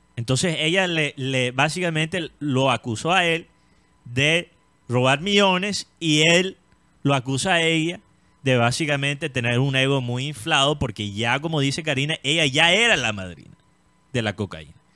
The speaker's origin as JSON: {"language": "Spanish", "country": "Colombia", "said": "estoy contento como colombiano"}